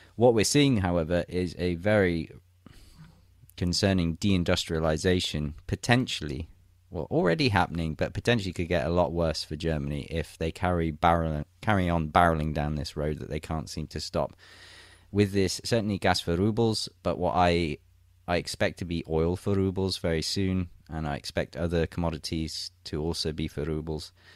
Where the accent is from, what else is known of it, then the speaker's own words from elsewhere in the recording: England, United Kingdom; moved away as an adult; now in St. Petersburg, Russia; my home country of England